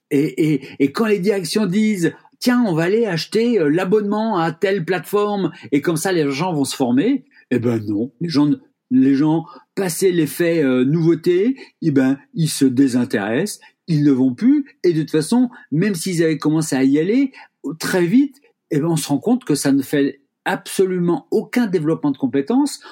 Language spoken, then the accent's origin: French; Rennes, Brittany, France; je suis rennais